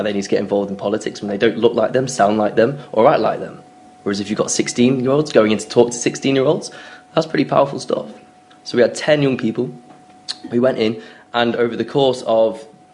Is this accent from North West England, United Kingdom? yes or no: yes; Manchester, North West England, United Kingdom; I'm just from Manchester